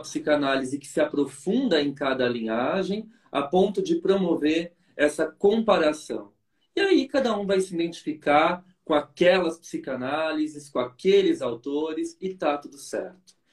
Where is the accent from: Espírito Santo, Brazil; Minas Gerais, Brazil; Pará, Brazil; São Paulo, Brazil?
São Paulo, Brazil; fui criado aí na Zona Sul de São Paulo